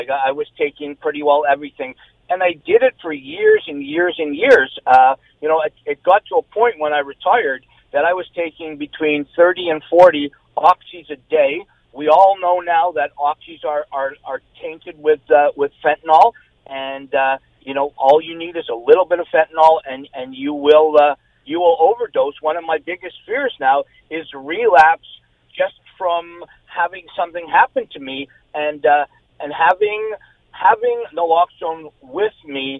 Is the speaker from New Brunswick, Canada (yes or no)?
no; Toronto, Ontario, Canada; I love London. I'm from Big Bad Toronto, but London is one of my favorite places in the entire world.